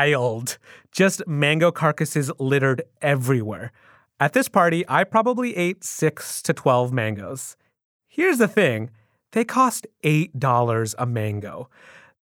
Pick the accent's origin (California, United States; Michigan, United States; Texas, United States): Michigan, United States; I spent my entire childhood in Michigan